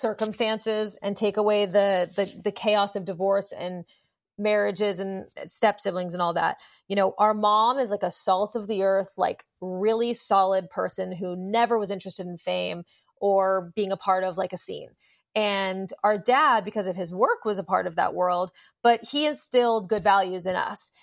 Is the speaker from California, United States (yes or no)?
yes; Los Angeles, California, United States; Growing up in Los Angeles with a plugged-in parent